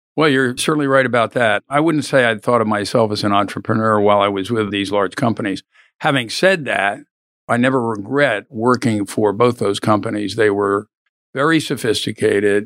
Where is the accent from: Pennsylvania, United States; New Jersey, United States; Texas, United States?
Pennsylvania, United States; Philadelphia; moved away as an adult; now in Austin, United States; I was born in Philadelphia, long way from here